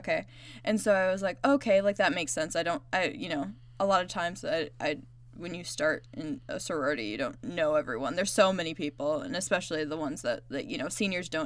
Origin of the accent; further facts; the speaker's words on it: Indiana, United States; me and Shelby are from Indiana.